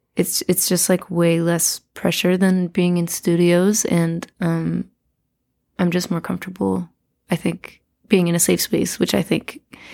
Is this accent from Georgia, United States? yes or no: yes; Atlanta, Georgia, United States; I feel like there's always so much music happening in Atlanta and always has been.